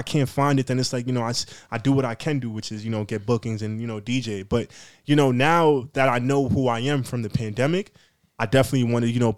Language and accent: English; Nigeria; now in United States; I want people to understand where I'm from, my origin. You know what I'm saying? I'm Nigerian and American.